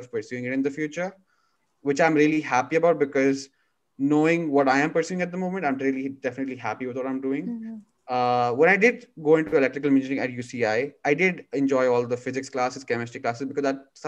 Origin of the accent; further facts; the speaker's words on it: Dubai, United Arab Emirates; now in California, United States; my growing up in Dubai